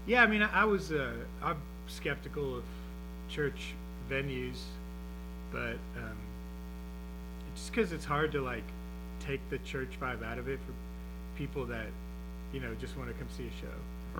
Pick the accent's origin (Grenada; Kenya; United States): United States; Houston, Texas; I grew up in the Memorial area on the west side of town, uh, and spent a lot of time down on the coast